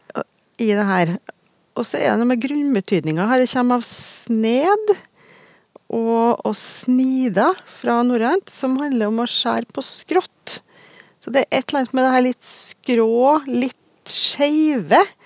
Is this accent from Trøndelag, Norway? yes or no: yes; Trøndelag, Norway; for at jeg er jo trønder sjøl